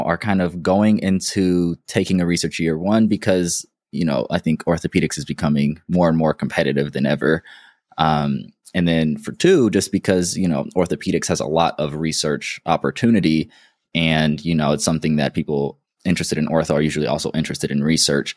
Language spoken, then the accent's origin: English; Denver, Colorado, United States; moved away as an adult; also born or lived in Durham, North Carolina; I'm from Denver